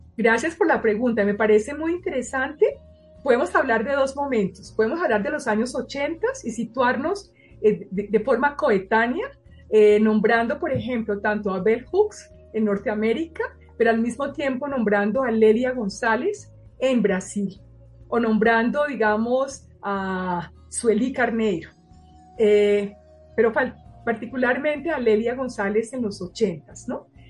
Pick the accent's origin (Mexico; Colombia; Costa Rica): Colombia; moved away as an adult; also born or lived in Paris, France; yo fuera colombiana